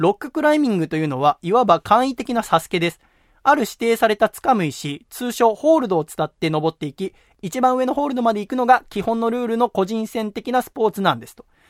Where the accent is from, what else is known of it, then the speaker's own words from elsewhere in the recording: Yokohama, Kanagawa, Japan; 浜っ子ですから私は